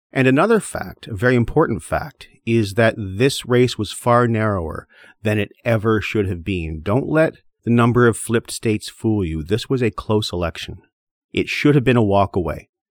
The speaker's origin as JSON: {"language": "English", "country": "Canada", "said": "I am Canadian"}